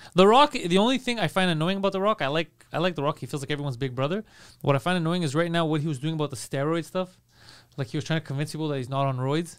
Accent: Toronto, Ontario, Canada; I'm from Toronto.

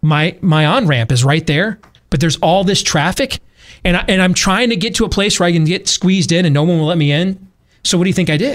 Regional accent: Iowa, United States; I said, Iowa

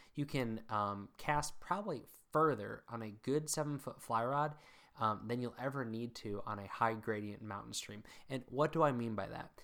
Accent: Mid-Atlantic, United States; also born or lived in Northern Virginia / Maryland / south central Pennsylvania; now in New England, United States; I grew up in the mid Atlantic

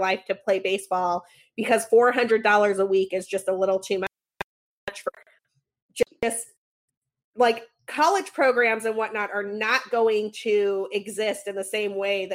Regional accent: Utah, United States; now in Chicago, United States; I grew up in Utah

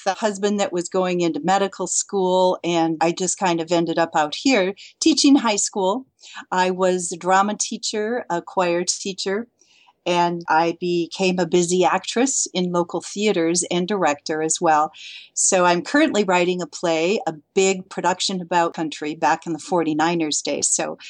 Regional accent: Lansing, Michigan, United States; moved away as an adult; also born or lived in foothills of California; now in California, United States; I'm from Lansing.

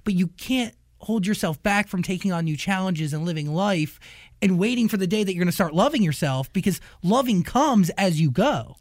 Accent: New Jersey, United States; I grew up in New Jersey

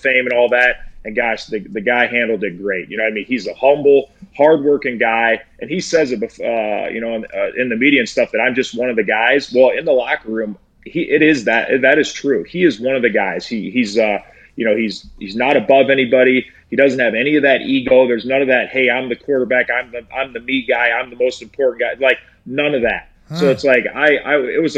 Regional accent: Iowa, United States; moved away; I'm from Iowa

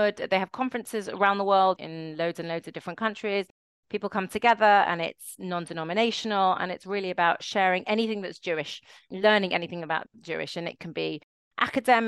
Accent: London, United Kingdom; also born or lived in New York; So I grew up in London, in one of the suburbs in Stanmore

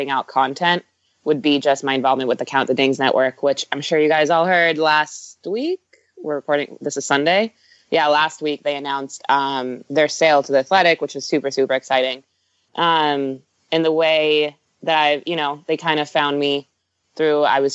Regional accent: Bay Area, California, United States; also born or lived in Israel; I grew up in the Bay Area

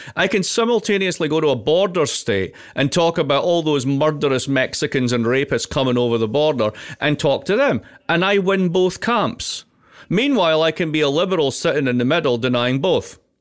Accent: Scotland, United Kingdom; I'm also Scottish.

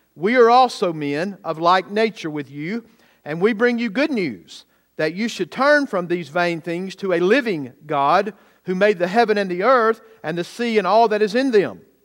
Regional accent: Bowman, Georgia, United States; what I grew up in in Bowman, Georgia, with only about eight hundred people

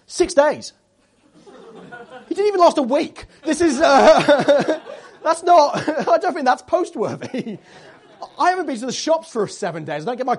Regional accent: Tiverton, South West England, United Kingdom; I've moved home. I've moved home. I moved back home to my hometown in Devon, Tiverton.

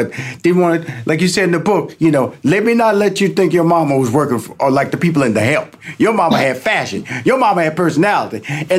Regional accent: Houston, Texas, United States; I grew up in Fifth Ward, Texas, and this was just like the hood, as they would say, inner city in Houston, Texas.

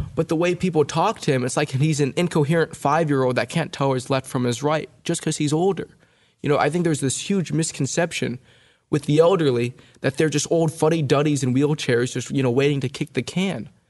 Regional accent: California, United States; my sister and I were born and raised in California

